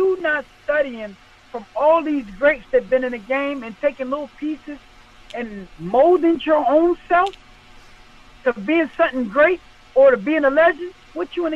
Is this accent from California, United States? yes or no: no; Philadelphia, Pennsylvania, United States; I'm from Philadelphia.